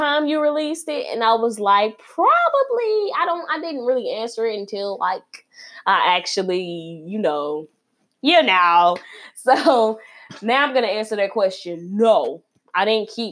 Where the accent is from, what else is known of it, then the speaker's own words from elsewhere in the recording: Chicago, Illinois, United States; I'm repping my hometown, Chicago, Northside